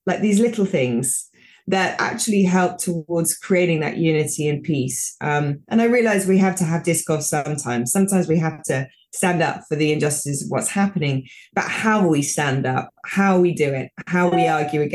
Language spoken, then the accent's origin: English; United Kingdom; moved away; also born or lived in United States; I'm British